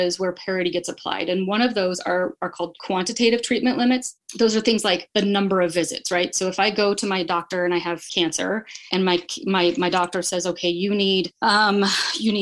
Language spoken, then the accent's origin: English; next to Bend, Oregon, United States; moved away as an adult; now in Boise, United States; I moved here in 2007 from Oregon, just because the places that I love are, I grew up next to Bend